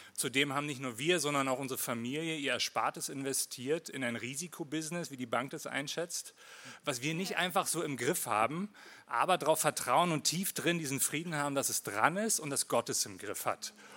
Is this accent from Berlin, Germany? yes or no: yes; Berlin, Germany; accent: Hochdeutsch; moved away as an adult; also born or lived in Winterthur, Switzerland / Lake Thun, Switzerland; now in Switzerland; Ich bin in Marzahn aufgewachsen